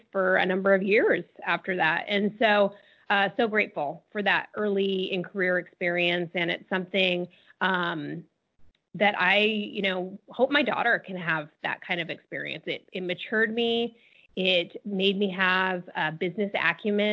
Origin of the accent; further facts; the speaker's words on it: Las Vegas, Nevada, United States; I grew up in Las Vegas. It's my hometown.